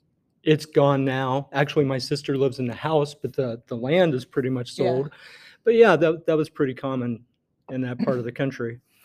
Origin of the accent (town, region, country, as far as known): Northeast Missouri, United States; born or raised there; moved away